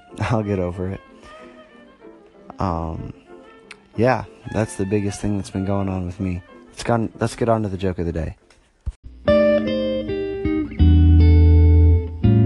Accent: Northwest Ohio, United States; moved away; I am originally from Northwest Ohio

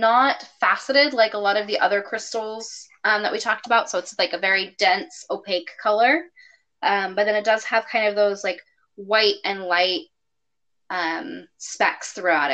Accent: California, United States; I'm a Californian

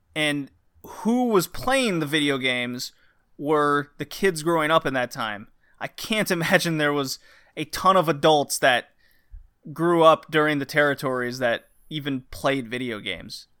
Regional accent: Texas, United States; I grew up in Texas

